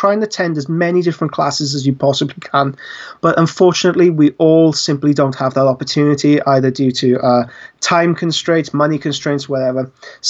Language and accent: English; Wales, United Kingdom; I'm Welsh